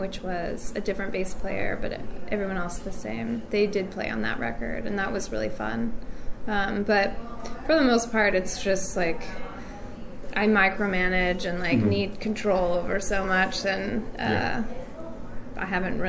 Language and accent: English; United States; I grew up on American and British 60s music because of my parents. And then, you know, as a preteen, American preteen, I was into like the major hits